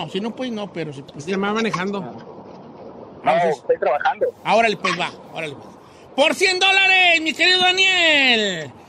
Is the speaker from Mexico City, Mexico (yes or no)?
yes; Mexico City, Mexico; now in Tulsa, United States; De la Ciudad de México.